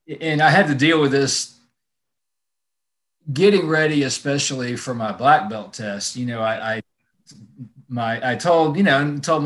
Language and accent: English; Mobile, Alabama, United States; moved away as an adult; now in Atlanta, United States; I'm from Mobile, Alabama, which is, you know, it's a small city